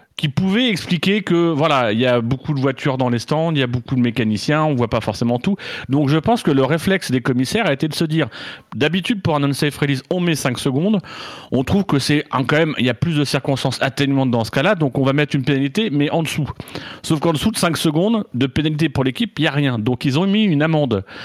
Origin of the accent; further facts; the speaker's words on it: Normandy, France; moved away; en tant que Normand